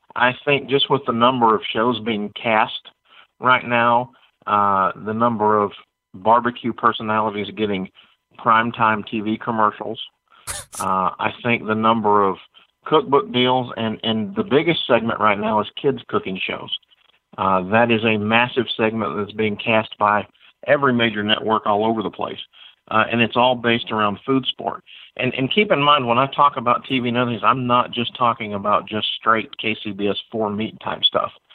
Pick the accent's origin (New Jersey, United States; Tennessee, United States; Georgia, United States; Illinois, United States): Georgia, United States; my home state of Georgia